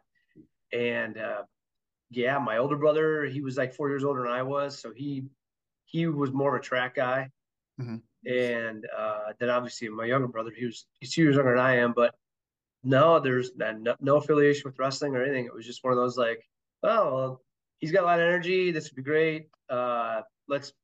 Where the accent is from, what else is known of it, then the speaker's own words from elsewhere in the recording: Emmetsburg, Iowa, United States; I was born and raised in Emmitsburg